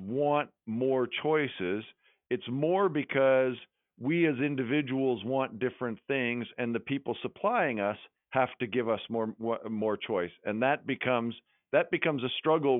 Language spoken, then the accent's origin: English; Western Canada, Canada; now in Elora, Canada; when I grew up in Western Canada